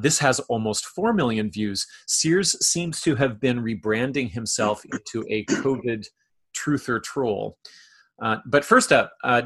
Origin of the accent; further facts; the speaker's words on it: Canada; as a Canadian